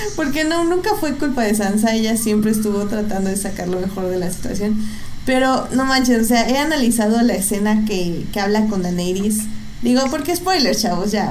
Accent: State of Mexico, Mexico; en mi pueblo, o sea, allá en el Estado de México, que tenemos un cine en cada esquina

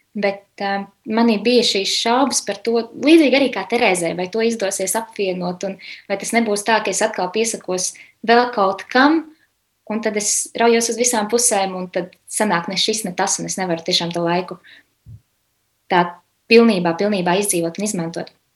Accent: Riga, Latvia; Esmu no Rīgas, dzimusi augusta rīzniece.

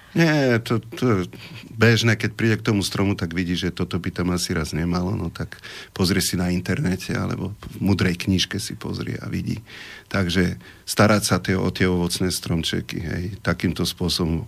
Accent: Slovakia; som tu vyrastol, tu som sa narodil

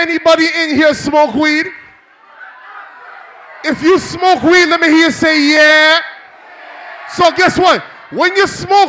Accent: Toronto, Ontario, Canada; I'm from Toronto.

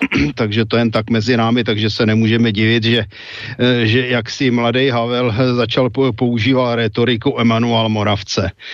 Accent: West Bohemia, Czechia; my jsme západo Češi

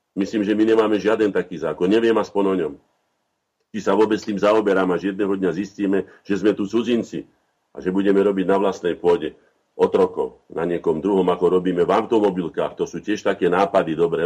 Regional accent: Slovakia; všetci traja, že štyria, čo tu sme, sme Slováci

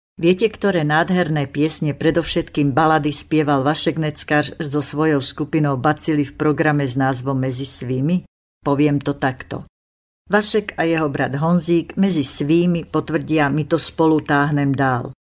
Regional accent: Slovakia; Ja som Slovenka, manžel je Čech, zoznámili sme sa na Morave

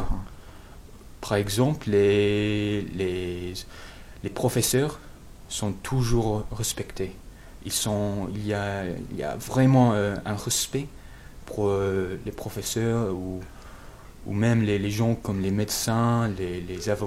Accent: England, United Kingdom; born there; French is a second language; Je suis anglais parce que je suis né en Angleterre, mais aussi je peux dire que je suis américain parce que je crois que je pense un peu comme un américain.

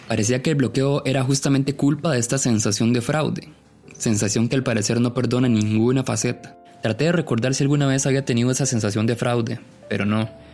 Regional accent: Ciudad Quesada, Alajuela, Costa Rica; moved away as an adult; now in San José, Costa Rica; Yo nací en Ciudad Quesada y me vine a trabajar a San José primero en el 2009

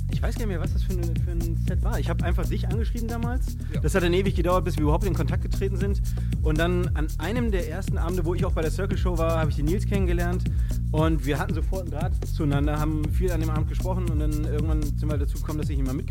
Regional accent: Osnabrück, Lower Saxony, Germany; born there; now in Frankfurt, Germany; Ähm, ich bin geboren in Osnabrück, wohne aber schon seit fast zehn Jahren in Frankfurt

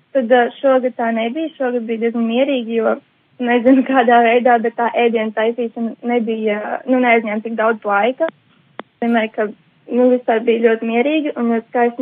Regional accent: Jelgava, Latvia; no Jālgavas, es mācos

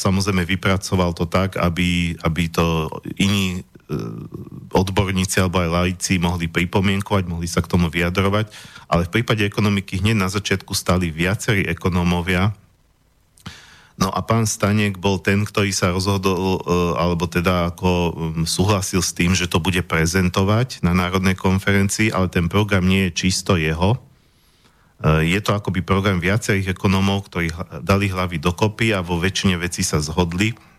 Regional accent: Slovakia; my sme tu Slováci, my odtiaľ to pochádzame

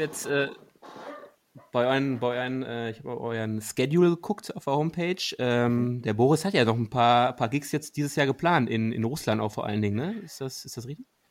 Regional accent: Ruhr area, North Rhine-Westphalia, Germany; Wir kommen ja aus dem Ruhrgebiet

